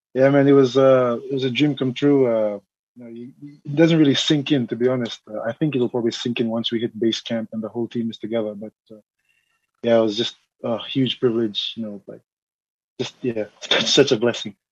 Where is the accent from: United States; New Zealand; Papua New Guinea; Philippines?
Papua New Guinea; Mount Hagen, Western Highlands; now in Suva, Fiji; I'm from Papua New Guinea originally. My father's from there. Um, I'm from the Highlands, uh, Mount Hagen.